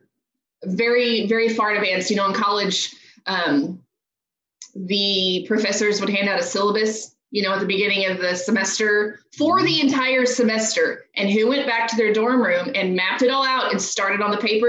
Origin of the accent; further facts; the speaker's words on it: Houston, Texas, United States; moved away as an adult; I grew up in Houston and my whole family is here